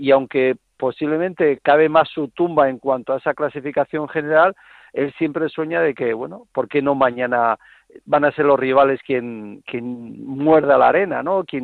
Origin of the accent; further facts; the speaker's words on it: Spain; como español